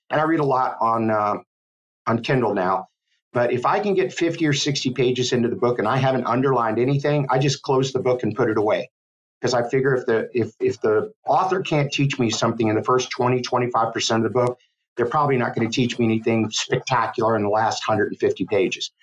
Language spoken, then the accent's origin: English; Miami, Florida, United States; now in Gainesville, United States; I grew up in Miami, Florida